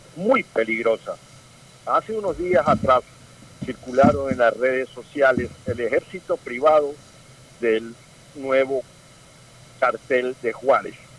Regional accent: northern Manabí, Ecuador; yo soy del norte de Manaví

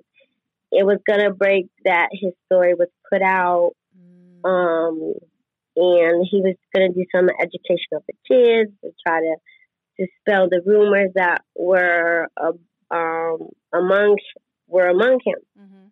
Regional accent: Las Vegas, Nevada, United States; I'm born and raised in Las Vegas

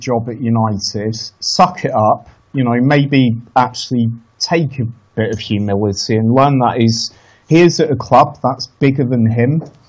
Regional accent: France; born there; I was born in France. I still have a lot of French friends.

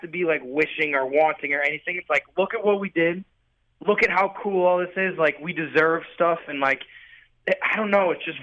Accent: St. Louis, Missouri, United States; growing up in St. Louis

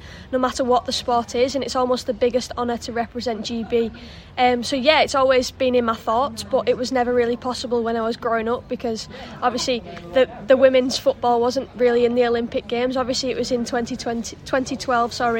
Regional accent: England, United Kingdom; I'm obviously English

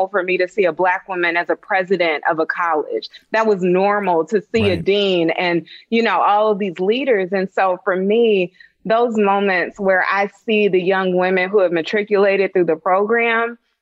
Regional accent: Dayton, Ohio, United States; I'm from Dayton, Ohio

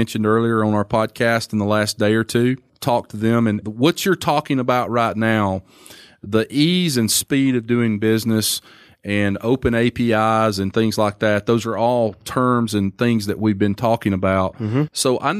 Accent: Alabama, United States; I'm a redneck from Alabama

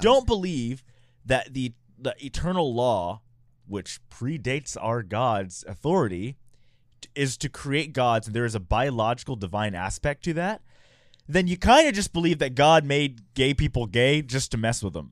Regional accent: Houston, Texas, United States; also born or lived in San Francisco; now in Utah, United States; I grew up in Houston, which is pretty diverse

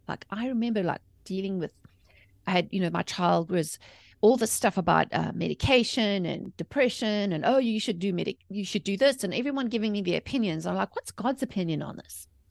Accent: South Africa; moved away as an adult; also born or lived in England; now in United States; I was born and raised in South Africa.

